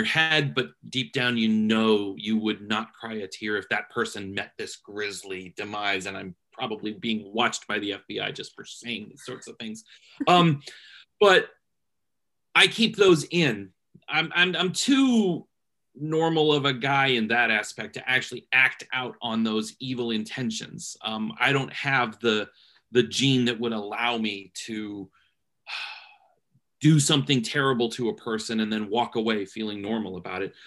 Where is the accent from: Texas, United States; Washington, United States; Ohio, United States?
Ohio, United States; Canton; moved away as an adult; now in Cincinnati, United States; I'm from Cleveland area, Canton, Ohio, actually. But right now I live in Cincinnati, Ohio